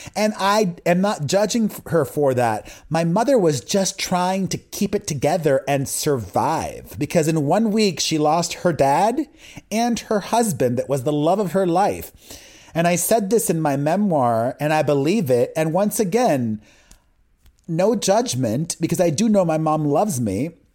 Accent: Miami, Florida, United States; growing up in Miami in a Latino community and a religious community on top

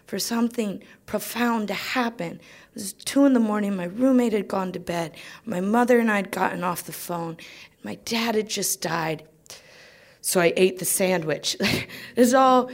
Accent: Greenville, Ohio, United States; moved away as an adult; also born or lived in New York; now in United Kingdom; I grew up in Greenville, Ohio, small town.

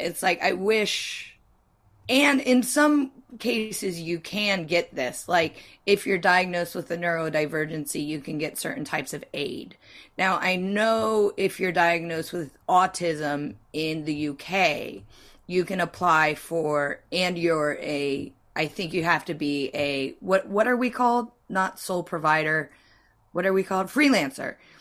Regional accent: United States; I'm American

